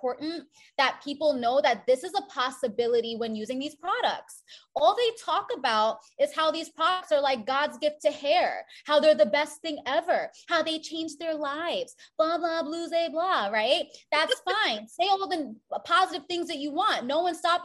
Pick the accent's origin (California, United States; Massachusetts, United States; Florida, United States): Florida, United States; South; I grew up in a predominantly white neighborhood in South Florida